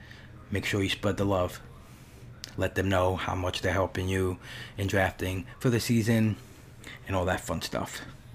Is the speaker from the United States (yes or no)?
yes; New York City, New York, United States; I grew up in Brooklyn.